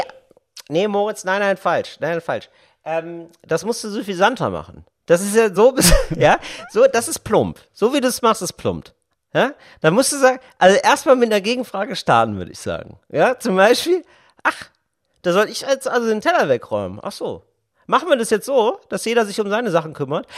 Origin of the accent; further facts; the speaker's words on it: Geldern, North Rhine-Westphalia, Germany; now in Berlin, Germany; in meinem Dorf in Geldern, in meiner Kleinstadt